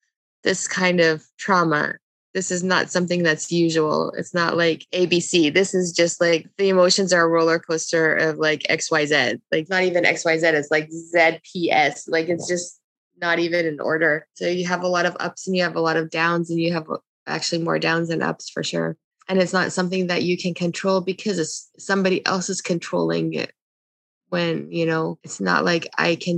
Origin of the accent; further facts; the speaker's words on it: Canada; also born or lived in Lebanon; I was born in Lebanon, but I was a month old when we came to Canada.